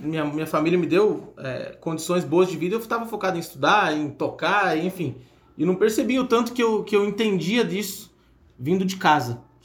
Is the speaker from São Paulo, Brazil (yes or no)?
yes; São José dos Campos, São Paulo, Brazil; moved away as an adult; now in Viçosa, Brazil; eu sou natural de São José dos Campos, São Paulo, e vim para Viçosa fazer agronomia